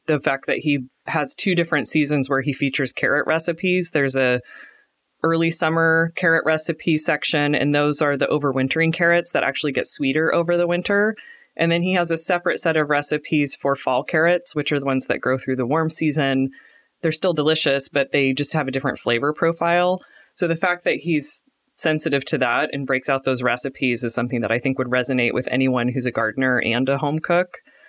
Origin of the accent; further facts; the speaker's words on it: Portland, Oregon, United States; We're home cooks from Portland, Oregon.